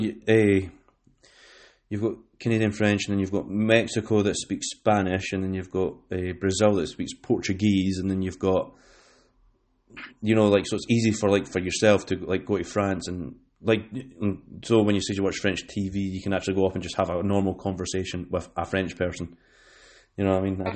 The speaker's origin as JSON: {"language": "English", "area": "West Lothian", "region": "Scotland", "country": "United Kingdom", "said": "where I'm from is West Lothian, which is pretty central"}